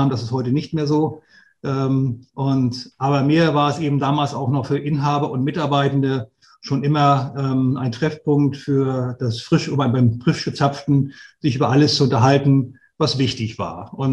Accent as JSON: {"language": "German", "town": "Flensburg", "region": "Schleswig-Holstein", "country": "Germany", "tie": "born or raised there", "said": "ich bin 53 Jahre alt, bin gebürtiger Flensburger, komme aus dem hohen Norden"}